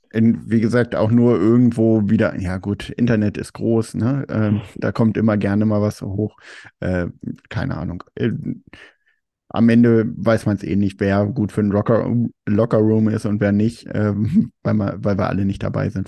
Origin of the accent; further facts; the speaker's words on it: Germany; man ist immer so als Deutscher